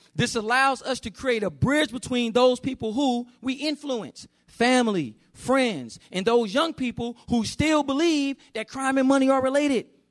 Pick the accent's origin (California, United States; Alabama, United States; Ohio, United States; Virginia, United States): California, United States; Oakland; I grew up in Oakland, California, with my mother